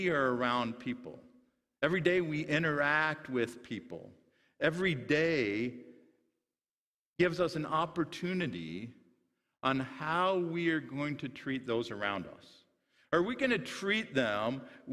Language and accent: English; Sutherland, Iowa, United States; where I grew up in Sutherland, Iowa